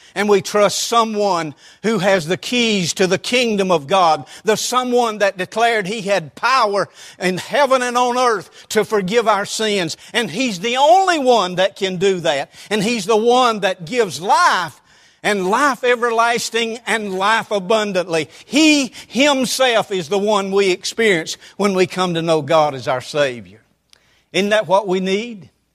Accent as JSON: {"language": "English", "town": "Roswell", "country": "United States", "tie": "born or raised there", "said": "I grew up in the First Methodist Church of Roswell"}